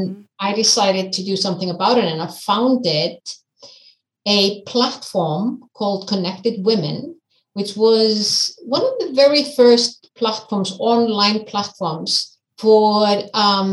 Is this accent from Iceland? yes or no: yes; Iceland; also born or lived in United States; I'm from Iceland. I'm born, raised and living in Iceland.